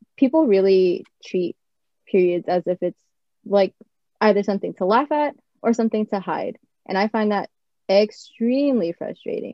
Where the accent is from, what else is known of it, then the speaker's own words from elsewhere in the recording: California, United States; also born or lived in Japan; I was born in Japan, but I always grew up in California